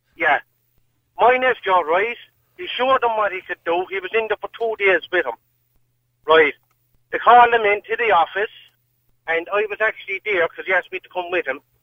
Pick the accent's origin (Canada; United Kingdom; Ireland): Ireland; Limerick, Munster; I'm from Limerick myself